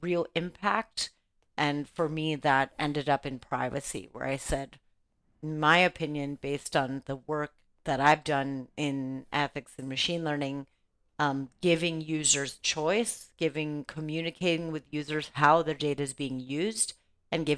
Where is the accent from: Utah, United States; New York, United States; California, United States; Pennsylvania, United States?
California, United States; Los Angeles; I grew up in Los Angeles, California, during a time of a lot of political change